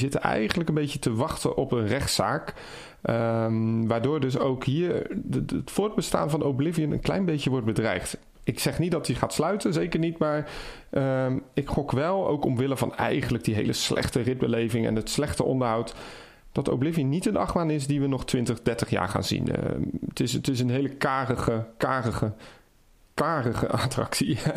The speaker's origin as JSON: {"language": "Dutch", "area": "Blankenberge", "region": "Flanders", "country": "Belgium", "said": "zoals bij ons in Blankenberg"}